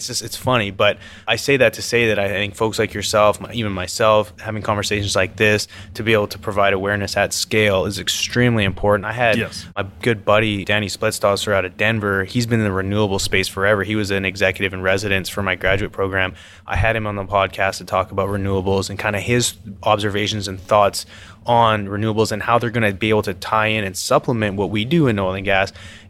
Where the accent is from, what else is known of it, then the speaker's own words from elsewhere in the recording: Canada; now in United States; And I'm coming from Canada. It's like I have not witnessed that until coming down here.